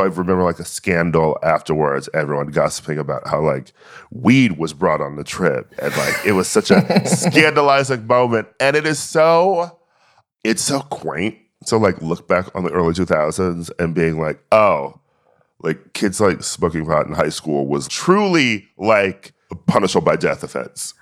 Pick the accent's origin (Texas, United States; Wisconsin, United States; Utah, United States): Wisconsin, United States; Milwaukee; I was born in Milwaukee in the Midwest